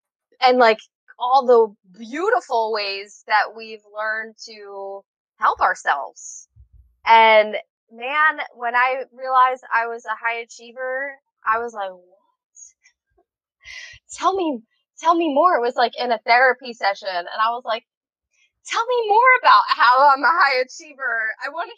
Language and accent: English; Philadelphia, Pennsylvania, United States; now in Hawaii, United States; I'm from Philly